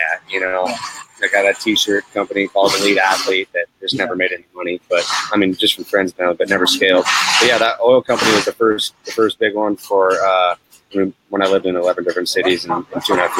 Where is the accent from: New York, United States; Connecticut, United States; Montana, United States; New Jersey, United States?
Montana, United States; moved away as an adult; I'm from Montana